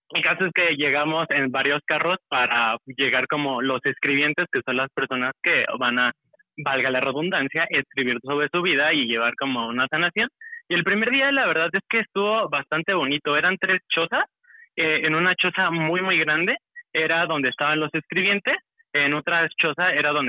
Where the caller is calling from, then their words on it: Mexico City, Mexico; Eh, de Ciudad de México.